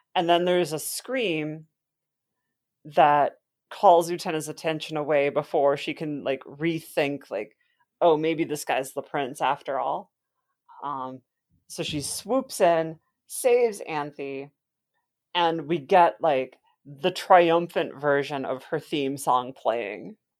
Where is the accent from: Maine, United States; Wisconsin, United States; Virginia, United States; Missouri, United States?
Wisconsin, United States; I am from Wisconsin, where there is plenty of alcohol available to minors at all times